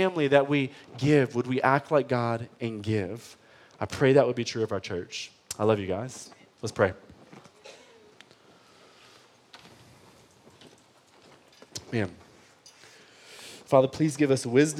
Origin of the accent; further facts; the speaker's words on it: Detroit, Michigan, United States; I grew up in Detroit public school system